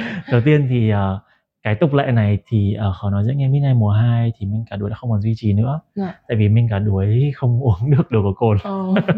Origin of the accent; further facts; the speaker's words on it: Ha Long, Quang Ninh, Vietnam; moved away; về lại quê mình đó là Hạ Long